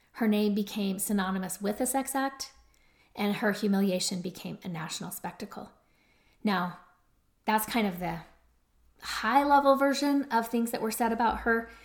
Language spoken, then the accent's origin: English; Utah, United States; my home state of Utah